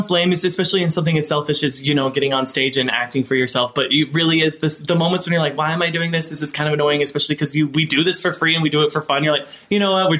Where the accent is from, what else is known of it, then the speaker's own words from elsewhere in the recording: Salt Lake City, Utah, United States; Salt Lake City, downtown.